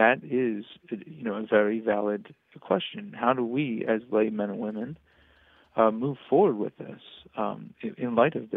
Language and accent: English; Philadelphia, Pennsylvania, United States; also born or lived in College Station, Texas; now in Arlington, United States; I'm from Philadelphia originally